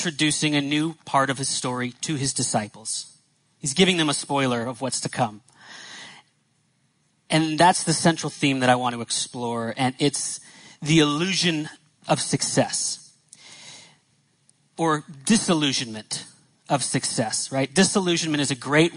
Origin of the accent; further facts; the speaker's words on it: Northeast, United States; I grew up in the Northeast.